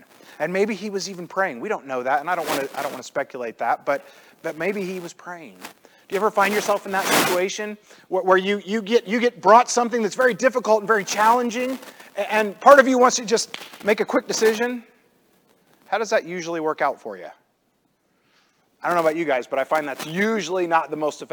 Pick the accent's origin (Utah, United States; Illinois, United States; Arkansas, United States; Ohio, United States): Illinois, United States; I grew up in the Midwest. I grew up in Illinois.